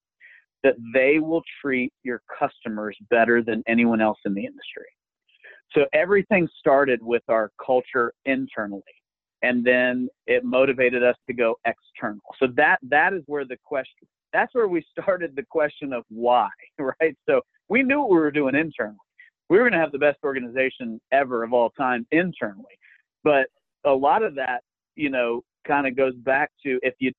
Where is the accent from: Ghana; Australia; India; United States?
United States; Alpharetta, Georgia; my hometown of Alpharetta, Roswell.